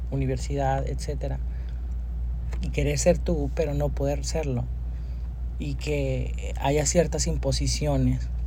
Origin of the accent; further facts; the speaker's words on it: Monterrey, Nuevo León, Mexico; also born or lived in Durango, Mexico; yo vengo de un barrio de aquí de la, INDEP, este, barrio pesado. O sea, tu infancia fue en la INDEP. Sí, ah, yo crecí en la Risca, de hecho, o sea, más todavía al cerro.